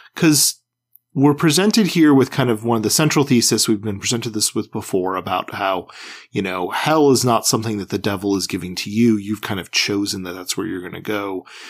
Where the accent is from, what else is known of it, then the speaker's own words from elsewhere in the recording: Midwest, United States; growing up in the Midwest and going to public schools